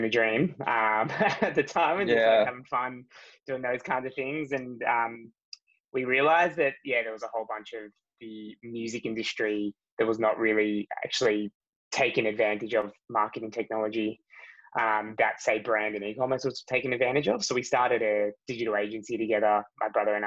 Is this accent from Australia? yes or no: yes; Australia; I grew up in Australia